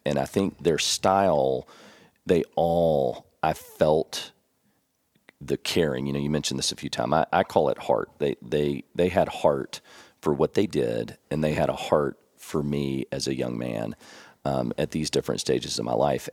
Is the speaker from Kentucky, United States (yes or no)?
yes; Elizabethtown, Kentucky, United States; moved away as an adult; also born or lived in San Antonio, Texas; now in Tennessee, United States; I grew up in Elizabethtown, Kentucky. We called it E-Town